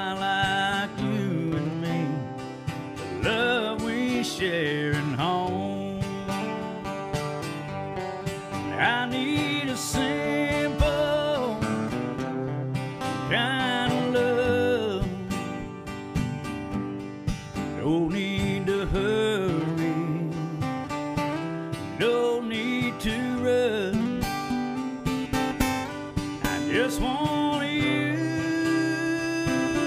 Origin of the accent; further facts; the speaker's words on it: Olive Hill, Kentucky, United States; also born or lived in Morehead, Kentucky / Rowan County, Kentucky; I was born in Moorhead, but then we lived in Olive Hill, so I guess I got both things.